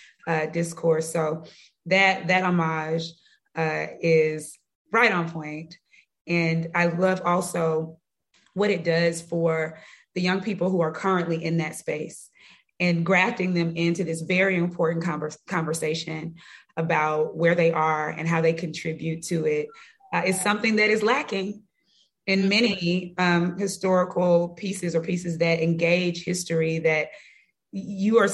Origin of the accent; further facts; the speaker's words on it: Jackson, Mississippi, United States; growing up in Jackson